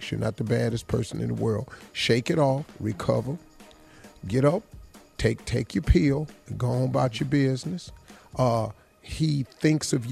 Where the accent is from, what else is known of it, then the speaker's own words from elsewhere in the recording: Cleveland, Ohio, United States; Dog, I'm from Cleveland.